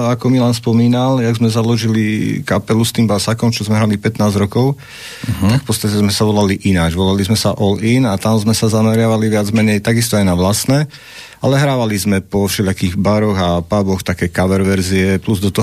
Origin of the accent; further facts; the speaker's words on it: Revúca, Banská Bystrica Region, Slovakia; pochádzame z Revúce a sme tak rokovo založená kapela.